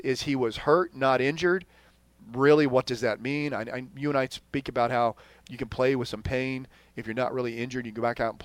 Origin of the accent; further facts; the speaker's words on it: Texas, United States; I'm from Texas